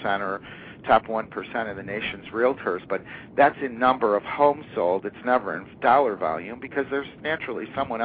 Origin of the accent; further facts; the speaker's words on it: foothills of the Adirondack Mountains, New York, United States; also born or lived in Northeast US; I fortunately grew up in the market here, came back by choice to the hometown